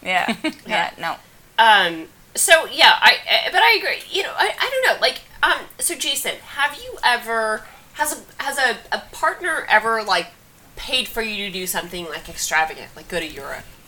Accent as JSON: {"language": "English", "region": "Kansas", "country": "United States", "moved": "yes", "lives_now": "New York, United States", "said": "I'm from Kansas."}